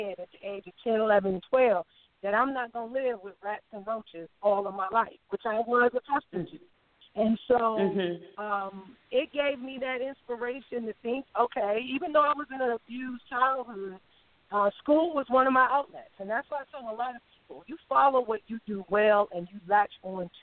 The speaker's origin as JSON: {"language": "English", "town": "Cleveland", "region": "Ohio", "country": "United States", "tie": "born or raised there", "said": "I'm a homegirl from Cleveland, Ohio"}